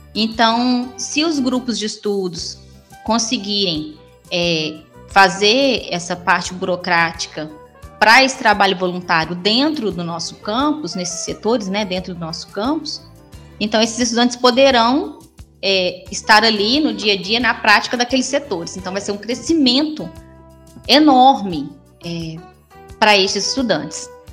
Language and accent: Portuguese; Divinópolis, Minas Gerais, Brazil; also born or lived in São Tiago; minha minha adolescência foi toda em Divinópolis